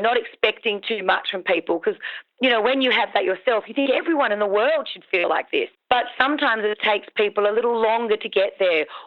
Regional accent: Victoria, Australia; I'm from Victoria

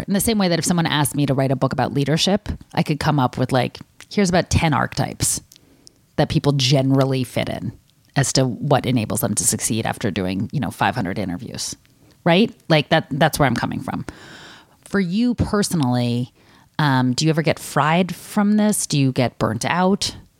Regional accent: United States; People in my milieu uh, growing up in America as someone who's you know middle class or above go to college

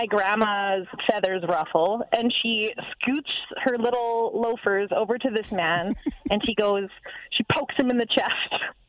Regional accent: Regina, Saskatchewan, Canada; We grew up in Regina.

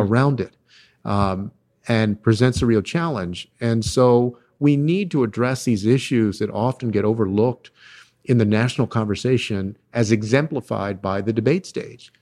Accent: Texas, United States; my home state of Texas

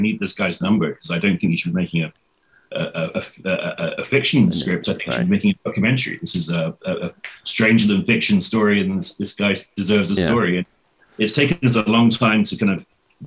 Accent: England, United Kingdom; I'm English

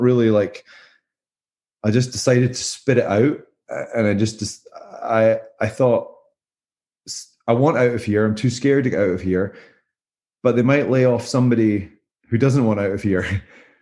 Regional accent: Scotland, United Kingdom; moved away as an adult; also born or lived in Southern California; now in Greenville, United States; being Scottish.

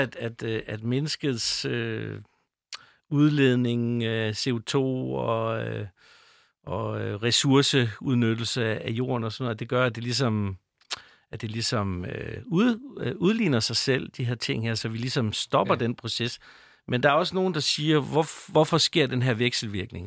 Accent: North Jutland, North Denmark Region, Denmark; accent: North Jutlandic; nu kommer jeg fra Nordjylland, det ved jeg ikke, om I kan høre, men jeg har sådan, måske en, sådan en lille anxi-, accent med, med noget nordjysk.

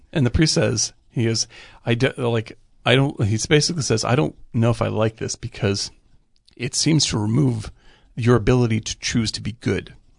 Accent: Boston area, Massachusetts, United States; I didn't grow up in Boston, but I grew up in the Boston area

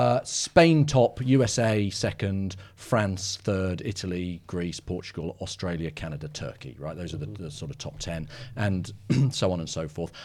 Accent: United Kingdom; being British

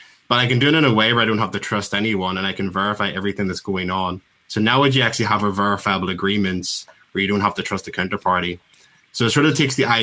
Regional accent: Belfast, Northern Ireland, United Kingdom; I'm from Belfast. Yeah, wonderful little Belfast

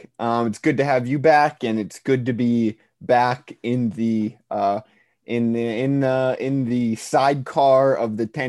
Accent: Milwaukee, Wisconsin, United States; I grew up in Milwaukee

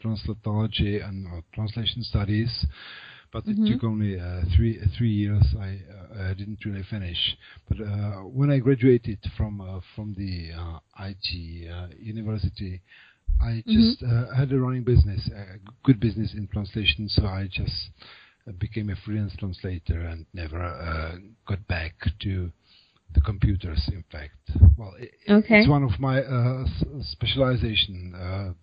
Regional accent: Prague, Czechia; first language Czech; English is a second language; I'm native Czech. I was born in Prague, so I have lived here all my life

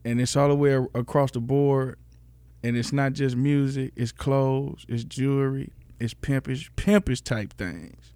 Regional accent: Memphis, Tennessee, United States; moved away; also born or lived in Los Angeles / Michigan / Atlanta; I grew up in Memphis. I moved to L

